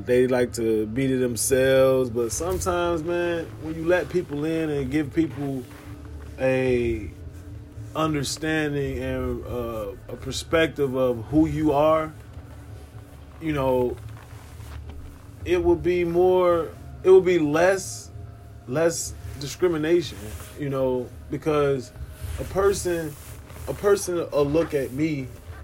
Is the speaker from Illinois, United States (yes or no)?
yes; Chicago, Illinois, United States; I'm from Chicago myself